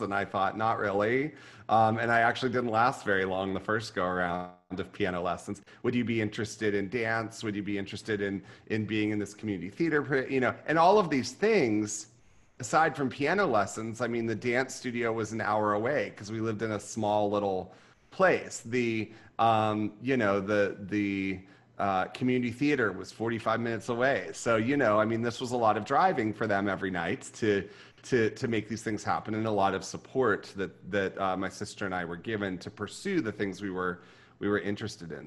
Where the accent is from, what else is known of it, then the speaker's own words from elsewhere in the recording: Ohio side, Ohio River town near Pittsburgh, United States; now in Austin, United States; the little town that I grew up in was on the Ohio River, and it was probably you know, maybe 10 minutes from the borders of both West Virginia and Pennsylvania